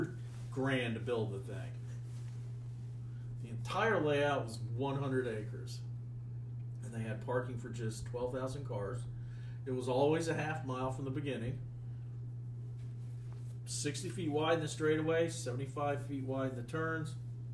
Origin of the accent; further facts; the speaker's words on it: the country south of Atlanta, Georgia, United States; now in Texas, United States; I'm from the country south of Atlanta.